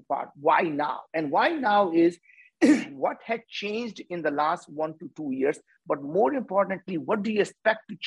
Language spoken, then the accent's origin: English; India; As Indians